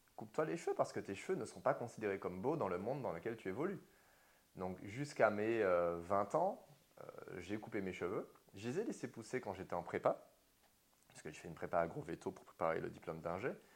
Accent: Martinique; moved away as an adult; j'ai grandi toute ma vie en Martinique jusqu'à mes 22 ans

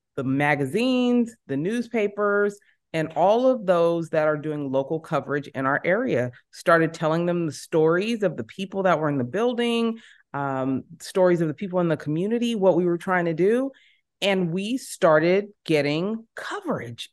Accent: San Jose, California, United States; moved away as an adult; now in Los Angeles, United States; I am born and raised in San Jose

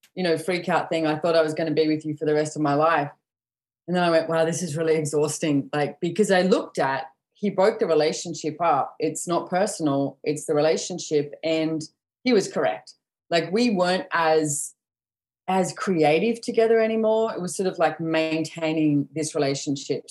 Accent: Sydney, New South Wales, Australia; now in Sunshine Coast, Australia; I was born and bred in Sydney

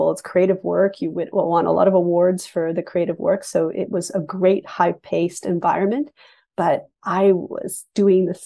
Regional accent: Canada; also born or lived in England; because I was born in England and then raised in Canada. And I have the distinction of immigrating to Canada three times.

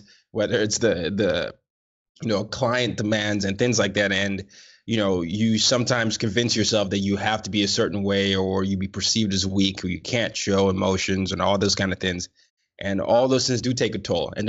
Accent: Nigeria; I'm a Nigerian

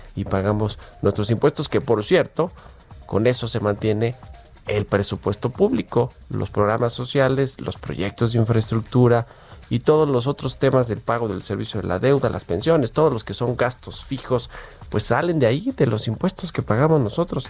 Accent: Mexico

